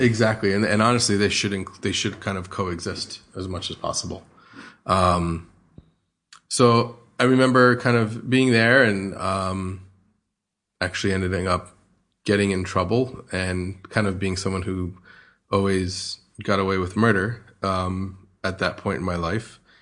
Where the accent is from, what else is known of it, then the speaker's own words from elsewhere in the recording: New Jersey, United States; moved away as an adult; now in Australia; I grew up in New Jersey, um, outside of New York, probably about an hour's drive from New York City